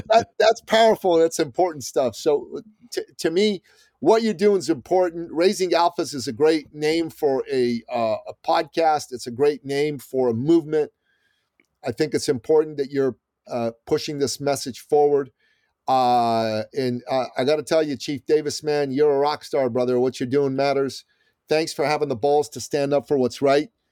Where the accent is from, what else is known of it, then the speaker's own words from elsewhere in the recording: Iran; now in United States; I'm from Iran originally